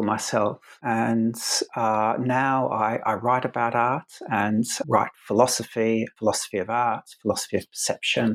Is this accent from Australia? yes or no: yes; Adelaide, South Australia, Australia; I went to a school of art in where I grew up in Adelaide in South Australia, where I am now